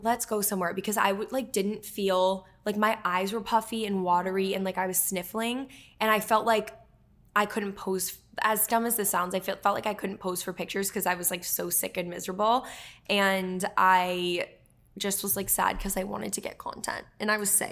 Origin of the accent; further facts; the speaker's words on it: Dennis, Massachusetts, United States; moved away as an adult; also born or lived in Falmouth, Massachusetts / Bridgewater, Massachusetts; Emma and I grew up on Cape Cod